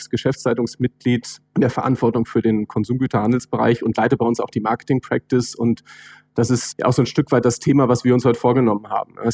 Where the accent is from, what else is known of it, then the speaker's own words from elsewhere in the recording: Northern Germany, Germany; Ich komme ja aus dem Norden, ne?